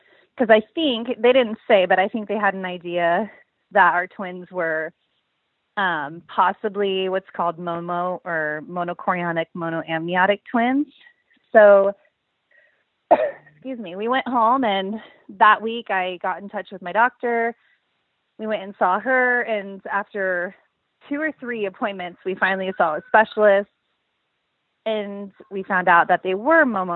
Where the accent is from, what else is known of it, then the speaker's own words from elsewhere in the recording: San Diego, California, United States; moved away as an adult; now in Austin, United States; We're originally from San Diego